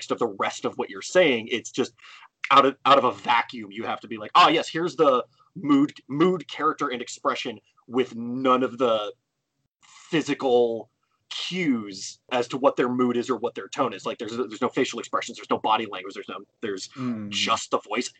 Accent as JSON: {"language": "English", "region": "California", "country": "United States", "said": "I literally live in the valley from the phrase valley girl"}